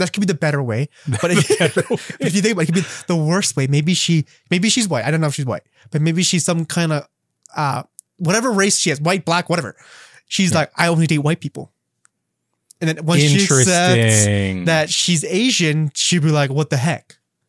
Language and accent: English; Canada; I'd be like, okay, well, technically speaking, I have a Canadian citizenship. Like, I'm Canadian.